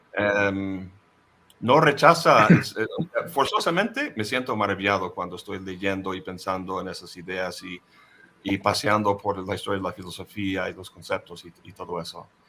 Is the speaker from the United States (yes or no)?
yes; United States; first language English; Spanish is a second language; moved away as an adult; also born or lived in Boston; now in Xalapa, Mexico; yo nací en el imperio, ah, mi lengua materna es el inglés